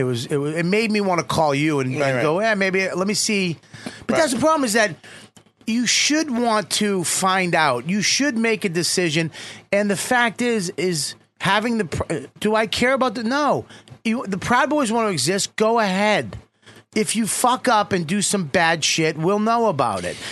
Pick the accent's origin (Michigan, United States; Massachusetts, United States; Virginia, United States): Massachusetts, United States; Boston; I'm from Boston